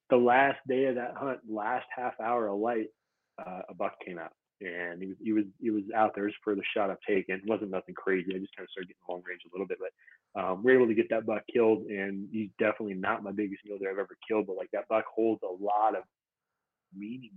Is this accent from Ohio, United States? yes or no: no; Montana, United States; now in Utah, United States; I grew up in Montana